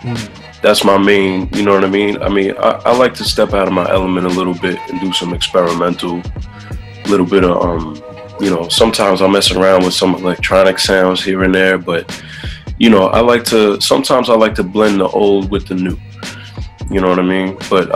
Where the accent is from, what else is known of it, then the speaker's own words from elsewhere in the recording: Staten Island, New York, United States; No, where the … was built at. Honestly, it was it's not much different than growing up in a place like Brooklyn or Queens or Manhattan.